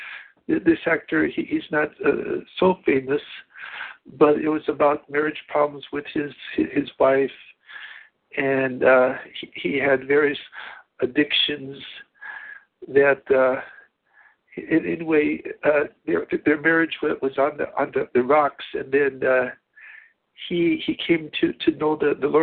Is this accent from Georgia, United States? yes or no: no; Chicago, Illinois, United States; now in Japan; I'm from Chicago